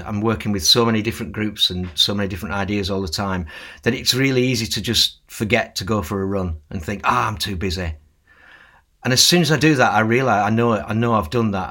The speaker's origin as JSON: {"language": "English", "area": "Lancashire", "region": "North West England", "country": "United Kingdom", "tie": "born or raised there", "said": "When I was growing up in Lancashire"}